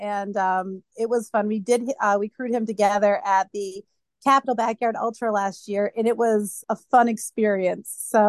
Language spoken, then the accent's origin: English; New Hampshire, United States; New Hampshire.